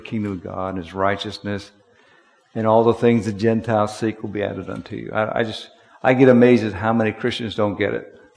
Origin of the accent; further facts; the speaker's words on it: Harrisburg, Pennsylvania, United States; I'm from Harrisburg